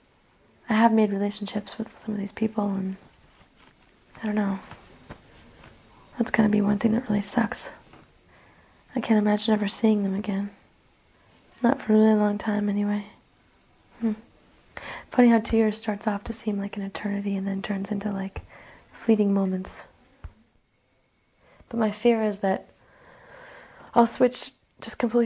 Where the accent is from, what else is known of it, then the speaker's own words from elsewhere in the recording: United States; moved away as an adult; also born or lived in Benin; as an American with that passport, with that little blue passport